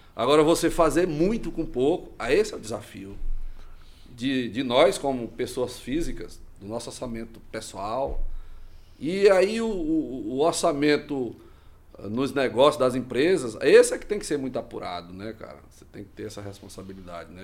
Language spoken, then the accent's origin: Portuguese; Ananás, Tocantins, Brazil; now in Imperatriz, Brazil; E eu sou oriundo do estado do Tocantins, da cidade chamada Ananás, Tocantins